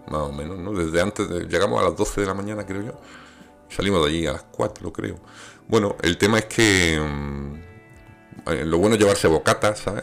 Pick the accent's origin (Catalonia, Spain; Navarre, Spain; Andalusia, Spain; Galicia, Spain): Andalusia, Spain; Granada; yo vengo de Granada, que allí tenemos el polígono de las Manjayas